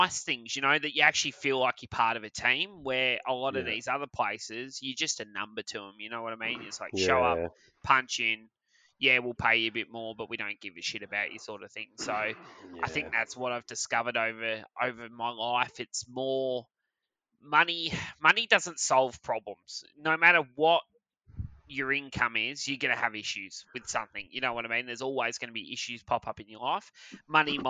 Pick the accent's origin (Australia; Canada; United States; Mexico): Australia; Perth, Western Australia; I was born in Armidale, lived in Rollystone for